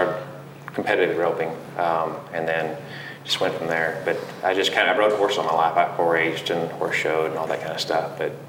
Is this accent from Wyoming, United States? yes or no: yes; Big Piney, Wyoming, United States; also born or lived in Riverton, United States / Laramie, United States; It's a great place to grow up. It was, you know, small town, just population 1,000 there, but went to school there, grew up there, ended up going to Central Wyoming College in Riverton, and then ended up going to Laramie